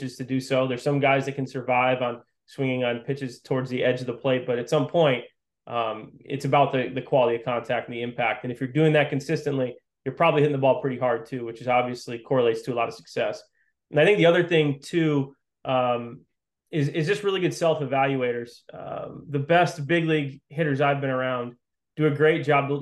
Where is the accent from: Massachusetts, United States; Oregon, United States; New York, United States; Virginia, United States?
Massachusetts, United States; Western; I grew up playing in Western Massachusetts, stayed local